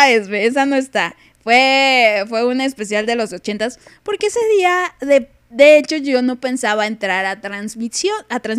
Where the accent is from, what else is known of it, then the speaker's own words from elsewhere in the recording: Chile; accent: Chilean; Joder, joder, que no quiero perder mi acento español, que diga mi acento chileno